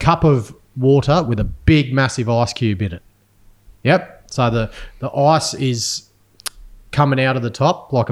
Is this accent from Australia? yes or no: yes; Australia; I'm Australian